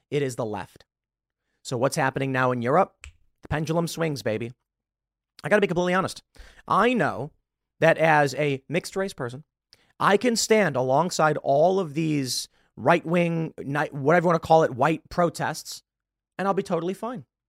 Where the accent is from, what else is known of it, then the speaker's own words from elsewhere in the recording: Chicago, Illinois, United States; I'm from Chicago, and in the lovely city, we get quite a bit of snow.